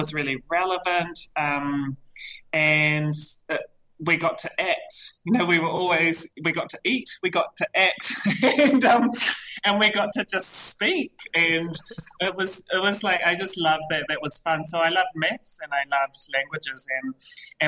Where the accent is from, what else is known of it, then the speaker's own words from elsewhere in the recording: Christchurch, Canterbury, New Zealand; moved away; I grew up in Christchurch and the schools are pretty traditional down there.